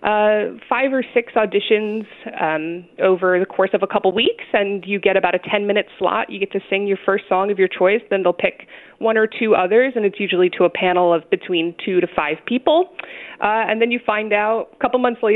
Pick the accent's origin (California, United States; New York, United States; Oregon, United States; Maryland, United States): New York, United States; Rochester; also born or lived in Potsdam, New York; I am actually from Rochester, New York